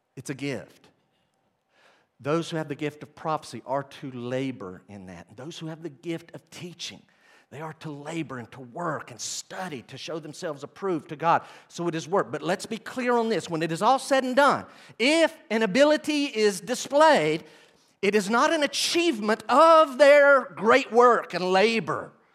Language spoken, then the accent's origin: English; Weaverville, North Carolina, United States; I grew up in Weaverville, North Carolina, okay, with my family.